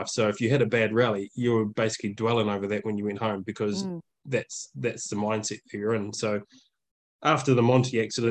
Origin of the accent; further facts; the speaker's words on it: New Zealand; moved away as an adult; also born or lived in Germany; we come from New Zealand, we uplifted our whole life for 6 years living in Europe